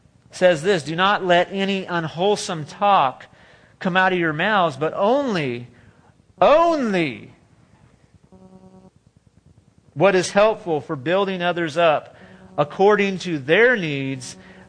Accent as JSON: {"language": "English", "region": "California", "country": "United States", "lives_now": "Texas, United States", "said": "Or when I was from California, you might say, oh, you have an accent from California. I'm like, no, we don't have an accent in California. What are you talking about?"}